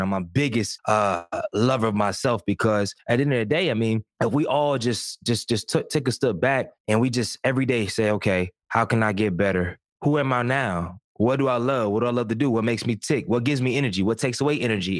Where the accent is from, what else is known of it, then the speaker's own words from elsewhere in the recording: Durham, North Carolina, United States; I'm from Durham, single parent household until around six or seven years old